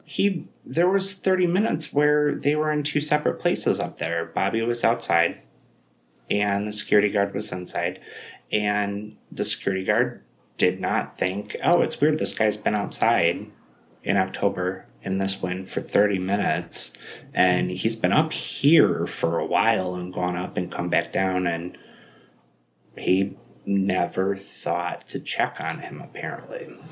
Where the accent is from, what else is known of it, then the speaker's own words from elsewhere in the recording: Buffalo, New York, United States; I'm from Buffalo